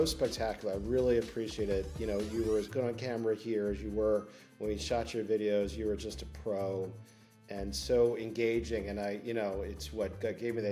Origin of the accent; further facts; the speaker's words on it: Baltimore, Maryland, United States; I grew up in Baltimore.